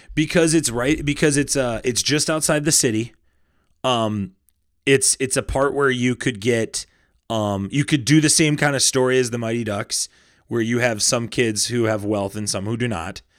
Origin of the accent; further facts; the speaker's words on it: Minnesota, United States; we're from Minnesota